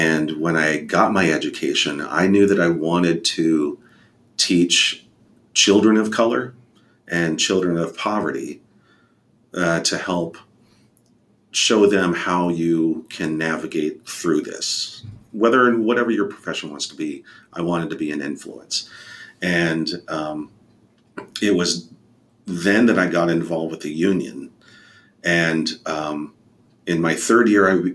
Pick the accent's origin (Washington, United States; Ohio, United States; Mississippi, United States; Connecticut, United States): Washington, United States; Airway Heights; also born or lived in Fairfax, Virginia / Alaska; So we went to Airway Heights, Washington, just outside of Spokane, which is very poverty stricken.